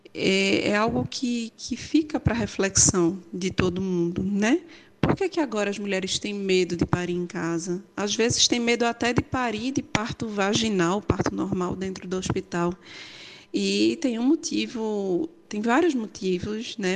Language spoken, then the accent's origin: Portuguese; Juazeiro do Norte, Ceará, Brazil; Nasci em Juazeiro do Norte